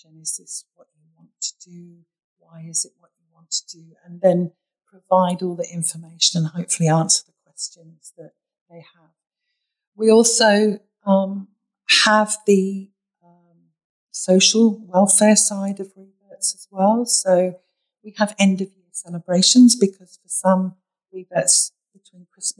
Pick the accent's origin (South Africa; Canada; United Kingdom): United Kingdom; accent: British; also born or lived in Bahrain; now in Sydney, Australia; my British accent always gives it away as well